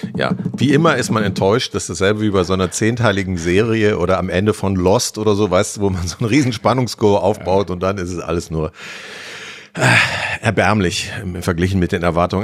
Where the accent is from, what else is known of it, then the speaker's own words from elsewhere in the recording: Harsewinkel, North Rhine-Westphalia, Germany; Ich komme aus Hasewinkel, also vom ja. Land